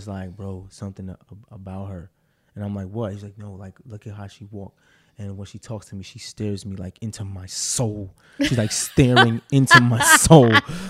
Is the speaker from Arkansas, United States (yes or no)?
yes; Arkansas, United States; What's up, Mar? And I'm from Arkansas.